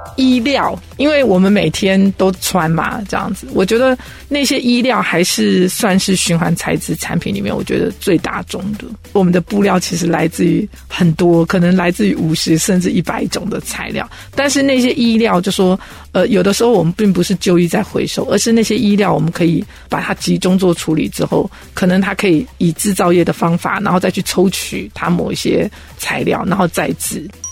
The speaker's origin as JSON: {"language": "Chinese", "country": "Taiwan", "said": "我们台湾人都说"}